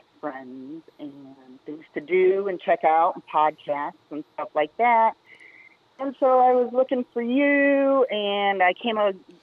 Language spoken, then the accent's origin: English; Austin, Texas, United States; And I'm from Austin. I live in Austin.